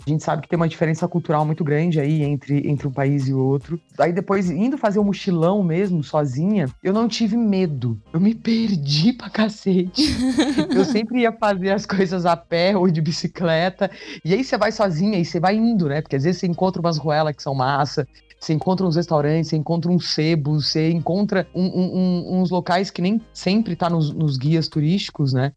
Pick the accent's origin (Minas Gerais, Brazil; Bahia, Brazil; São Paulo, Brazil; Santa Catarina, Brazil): São Paulo, Brazil; interior of; now in São Paulo, Brazil; Hoje moro em São Paulo, mas eu sou do interior, do interior de São Paulo